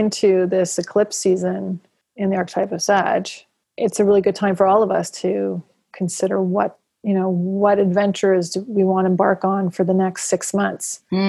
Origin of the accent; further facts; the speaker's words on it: United Kingdom; oh, it's okay, I'm a British white guy, but I can participate in Buddhism